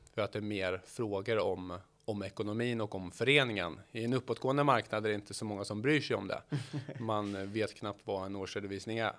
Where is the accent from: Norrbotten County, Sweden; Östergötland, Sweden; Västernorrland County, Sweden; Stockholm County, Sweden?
Östergötland, Sweden; Norrköping; född och uppvuxen i Norrköping